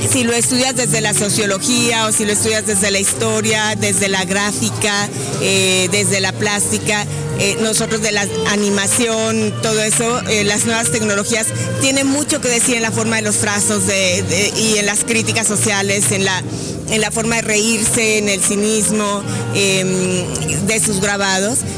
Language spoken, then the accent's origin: Spanish; Aguascalientes, Mexico; y además pues crecí en Aguas Calientes y crecí con el espíritu de Posada.